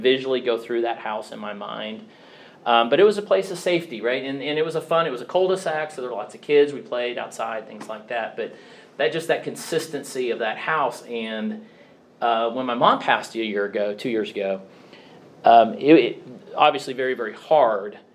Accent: Blue Springs, Missouri, United States; I grew up in the Kansas City area, a little town called uh, Blue Springs, Missouri

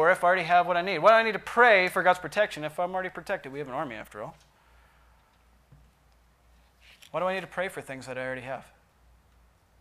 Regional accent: United States; as American Christians

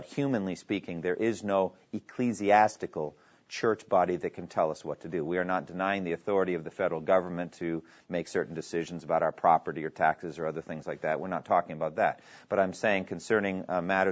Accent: New England, United States; I'm from New England

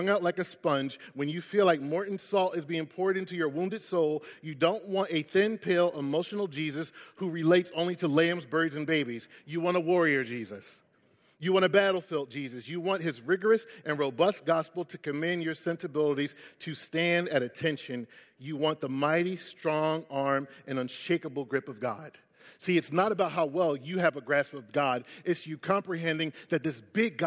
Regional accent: Philadelphia, Pennsylvania, United States; I'm from West Philly

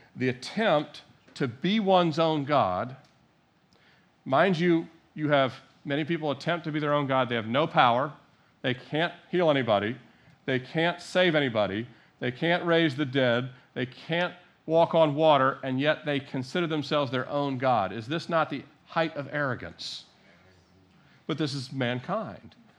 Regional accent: Annapolis, Maryland, United States; I was born in Annapolis, Maryland

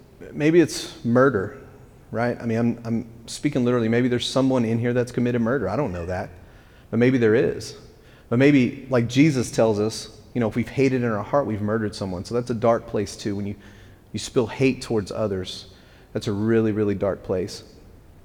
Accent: West Texas, United States; now in East Tennessee, United States; I'm from West Texas

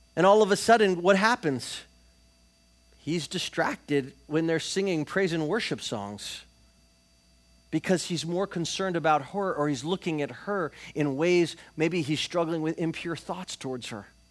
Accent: Florida, United States; we're from Florida

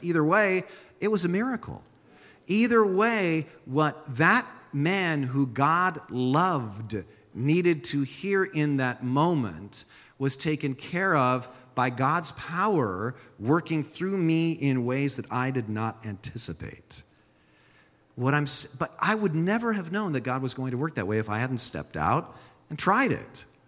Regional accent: San Jose, California, United States; first language Swiss German; English is a second language; my first language was Swiss German when I was a small child, but I grew up here in San Jose

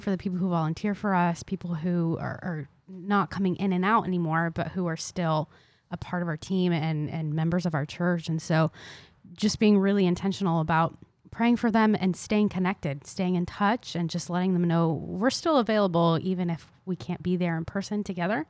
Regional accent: Tampa, Florida, United States; also born or lived in Argentina; I moved to South Florida when I was four, and then Tampa when I was five

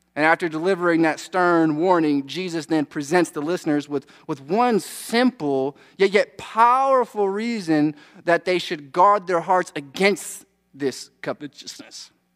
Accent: United States; we're American.

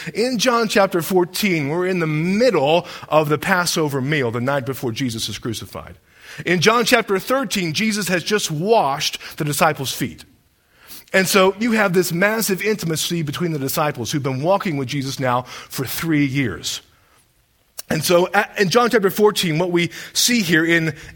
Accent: Deep South, United States; growing up in the Deep South

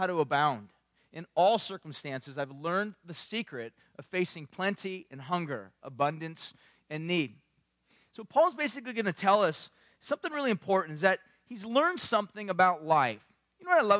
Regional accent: Southern California, United States; I grew up in Southern California

